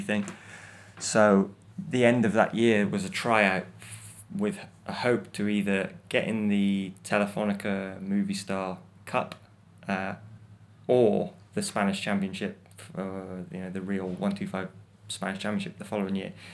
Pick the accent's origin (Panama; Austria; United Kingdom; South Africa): United Kingdom; as a British person